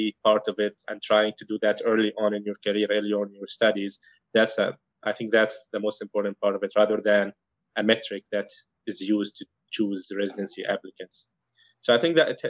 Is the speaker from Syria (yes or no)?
yes; Aleppo, Aleppo Governorate, Syria; moved away as an adult; now in Cleveland, United States; So I'm from Syria. I was born and raised in Aleppo